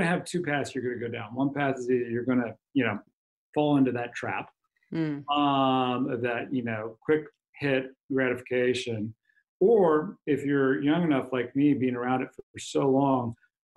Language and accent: English; Kansas City, United States; moved away as an adult; now in Seattle, United States; I'm born and raised in Kansas City. Been up here for 20 years